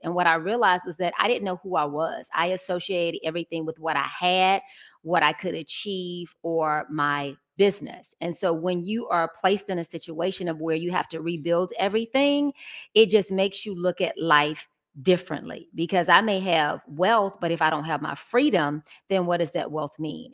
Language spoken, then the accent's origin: English; Atlanta, Georgia, United States; Original Georgia Peach. Born and raised